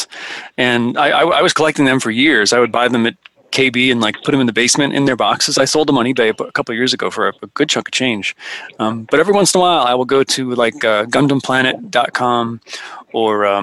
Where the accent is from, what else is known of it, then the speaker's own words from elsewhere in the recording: the Poconos, Pennsylvania, United States; where I grew up in the Poconos